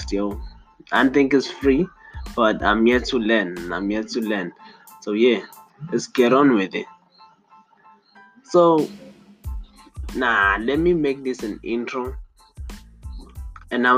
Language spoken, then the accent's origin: English; South Africa; from South Africa.